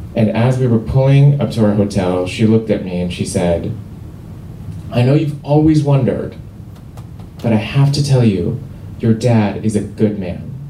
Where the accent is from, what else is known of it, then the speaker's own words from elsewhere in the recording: Seoul, South Korea; moved away; I grew up in Seoul, South Korea